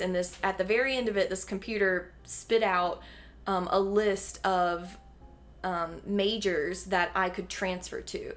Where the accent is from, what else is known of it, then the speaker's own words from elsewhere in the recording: Mocksville, North Carolina, United States; now in Greensboro, United States; I'm a North Carolina native